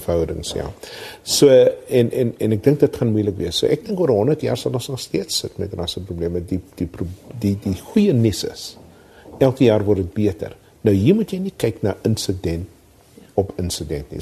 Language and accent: Afrikaans; South Africa